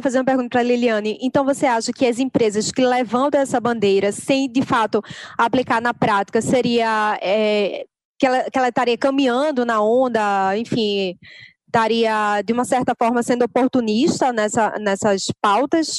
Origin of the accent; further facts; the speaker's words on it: Recife, Pernambuco, Brazil; accent: nordestino; eu sou de Recife, eu falo Recife.